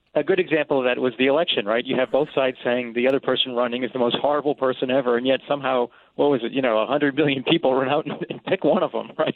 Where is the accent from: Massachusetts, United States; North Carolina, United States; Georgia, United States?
Massachusetts, United States; South Shore of Boston; moved away; I'm from the South Shore of Boston, Massachusetts